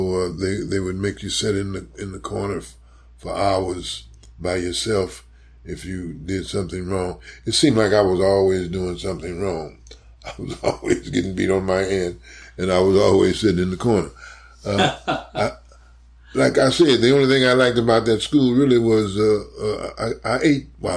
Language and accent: English; St. Louis, Missouri, United States; moved away as an adult; also born or lived in New York; now in Chicago, United States; growing up in St. Louis